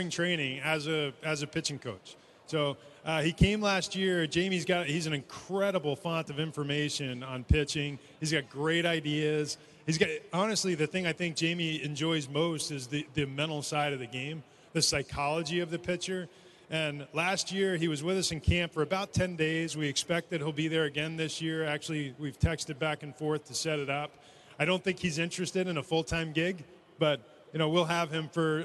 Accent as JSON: {"language": "English", "region": "Northeast", "country": "United States", "tie": "born or raised there", "said": "I grew up in the Northeast"}